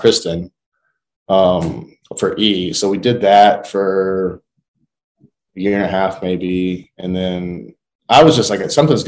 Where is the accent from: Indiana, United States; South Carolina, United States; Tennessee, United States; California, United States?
Indiana, United States; Southern; I grew up in Southern Indiana